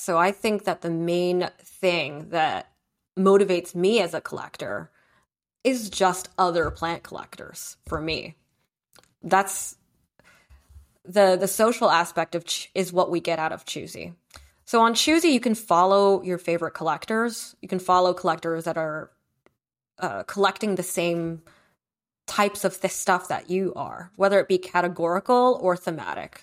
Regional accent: New Jersey, United States; also born or lived in Beijing, China / Brooklyn, New York; my parents wanted to move out of Sunset Park and move to New Jersey and hit the burbs

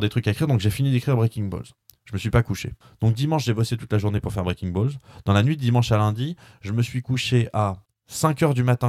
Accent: France; je suis un pur français franchouillard

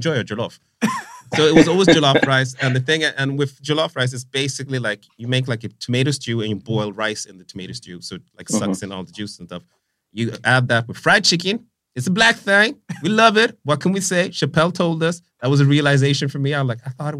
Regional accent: Vallentuna, Stockholm County, Sweden; moved away; growing up in Vallentuna, like, when I was growing up, first of all, there wasn't a bunch of minorities in Vallentuna

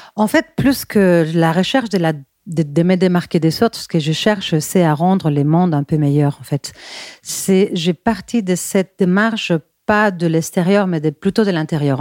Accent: Bilbao, Basque Country, Spain; French is a second language; moved away as an adult; now in Paris, France; je suis espagnole de Bilbao. Mais bon, je suis aussi parisienne car, car j'habite à Paris depuis. Euh, euh, presque 17 ans

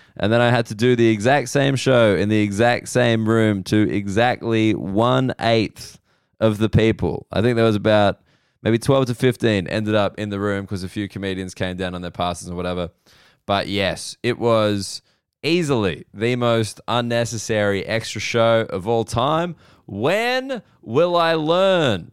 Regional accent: Sydney, New South Wales, Australia; I'm in Sydney now, which is my hometown

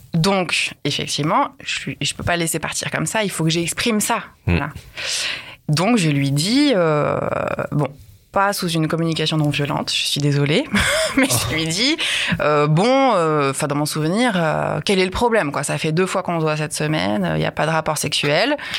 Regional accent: Lyon, Auvergne-Rhône-Alpes, France; je viens de Lyon

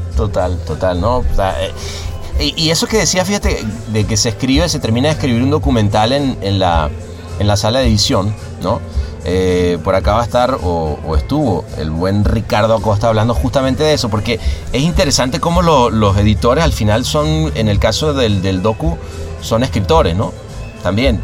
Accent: Venezuela; moved away; mi país

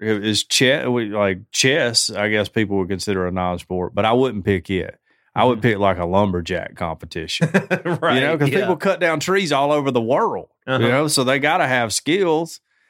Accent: Canada; being a Canadian sister.

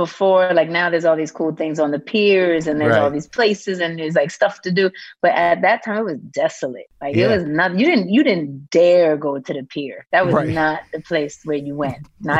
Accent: New York City, New York, United States; Hell's Kitchen and also Harlem.

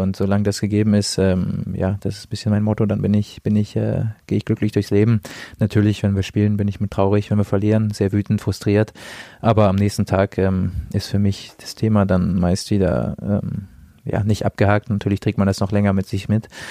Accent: the North, Northern Germany, Germany; now in Nuremberg, Germany; ich komme ja aus dem Norden, da spricht man nicht so viel über Gefühle

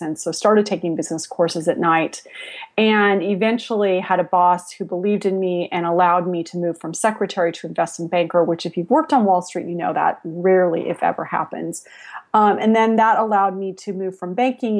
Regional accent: San Jose, California, United States; also born or lived in Spain / Latin America; I grew up in San Jose before it was Silicon Valley

